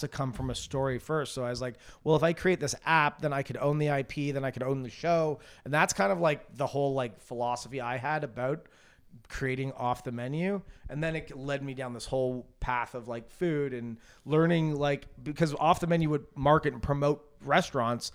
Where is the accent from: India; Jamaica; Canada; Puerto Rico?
Canada; moved away; growing up in Canada